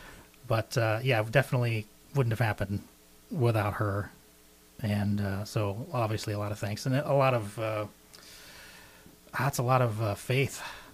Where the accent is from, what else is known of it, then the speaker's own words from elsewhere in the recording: Arkansas, United States; I'm from Arkansas